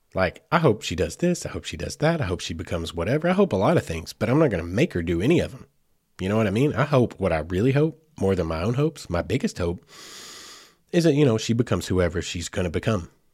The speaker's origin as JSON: {"language": "English", "region": "Arkansas", "country": "United States", "said": "I cover a lot of Arkansas things right here in my home state"}